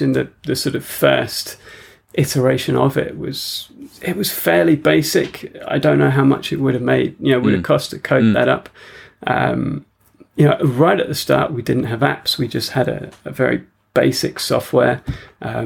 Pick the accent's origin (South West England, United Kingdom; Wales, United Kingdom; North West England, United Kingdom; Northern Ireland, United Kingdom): South West England, United Kingdom; Wiltshire; moved away as an adult; also born or lived in London / Australia; we came down to Wiltshire, which is where I sort of grew up